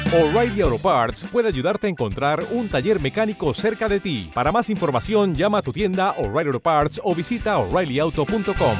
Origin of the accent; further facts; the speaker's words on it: León, Castile and León, Spain; ya sabéis que soy de León. Si no lo sabéis, soy de León. Soy muy de León